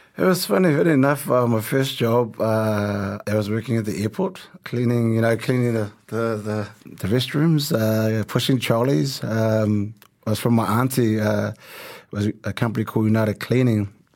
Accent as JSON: {"language": "English", "region": "Auckland", "country": "New Zealand", "tie": "born or raised there", "also_born_or_lived": "Tonga", "said": "So our family, we all had to work, um, growing up in South Auckland"}